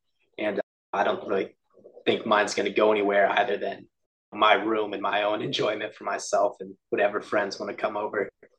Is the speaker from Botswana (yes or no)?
no; Texas, United States; also born or lived in Oklahoma City; I'm 24 right now. I grew up in Texas my whole life, but spent a couple years in Oklahoma City a few years back.